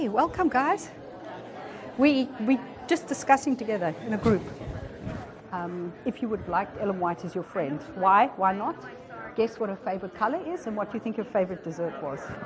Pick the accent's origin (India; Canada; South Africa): South Africa; moved away as an adult; also born or lived in Peru / Argentina / Philippines; now in Washington, D.C., United States; I'm South African by birth, and that's where I grew up and went to school